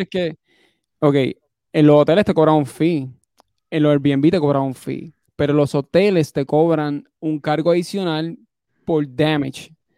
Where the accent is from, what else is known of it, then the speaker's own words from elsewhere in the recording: Puerto Rico; moved away; yo siendo puertorriqueño